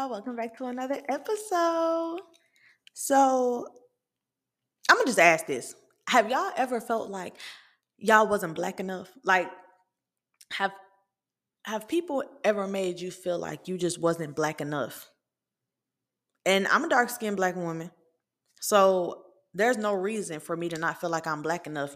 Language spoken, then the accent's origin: English; Atlanta, Georgia, United States; I'm from Atlanta. I'm from the city of Atlanta.